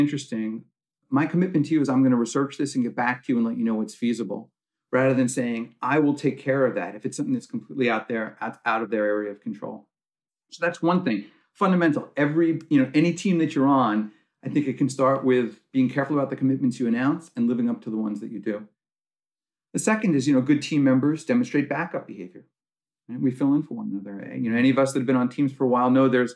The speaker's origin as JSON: {"language": "English", "region": "New York", "country": "United States", "said": "I'm from New York"}